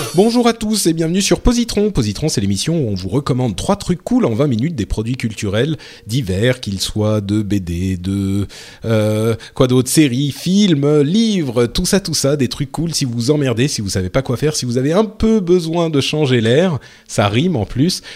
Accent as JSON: {"language": "French", "country": "France", "said": "je suis français"}